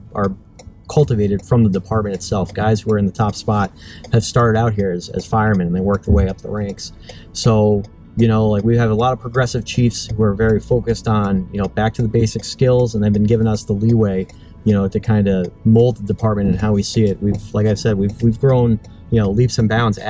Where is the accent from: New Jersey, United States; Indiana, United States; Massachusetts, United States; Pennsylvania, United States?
Massachusetts, United States; Newton; I grew up in Newton